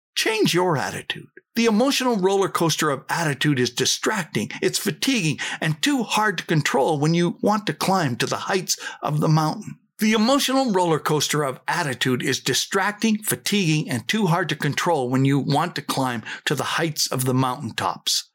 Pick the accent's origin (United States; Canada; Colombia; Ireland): Canada; Saskatchewan; I came from Saskatchewan